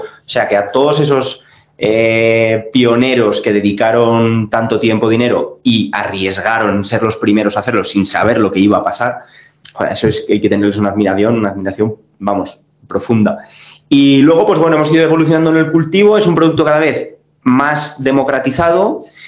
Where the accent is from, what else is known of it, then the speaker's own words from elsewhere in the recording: Teruel, Aragon, Spain; fiel a mi pueblo, a mi ciudad, a mi gente